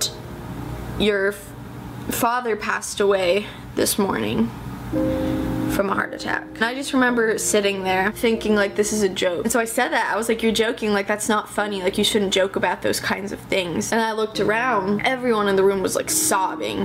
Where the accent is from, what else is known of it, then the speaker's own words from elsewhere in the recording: London, United Kingdom; I was born in London, England on March 5th, 1997.